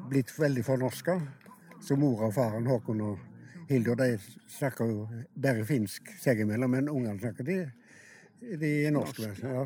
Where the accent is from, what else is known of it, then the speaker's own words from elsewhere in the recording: Fykse, Vestland, Norway; Nei, jeg er fra Hardanger. Ja. Fykse i Hardanger.